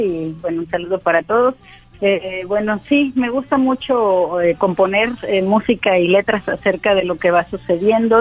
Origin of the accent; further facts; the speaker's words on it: Villahermosa, Tabasco, Mexico; also born or lived in Jalapa; now in Mérida, Mexico; yo soy original de Villahermosa, Tasco, radico en el Mayar... en Mérida, Yucatán